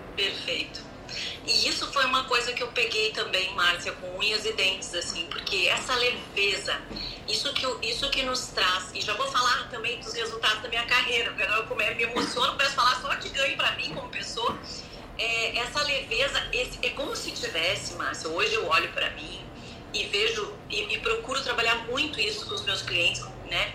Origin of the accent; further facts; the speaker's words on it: Rio Grande do Sul, Brazil; also born or lived in Canoas; moro no Sul, sou do Rio Grande do Sul, nasci daqui e tenho uma família aqui em Canoas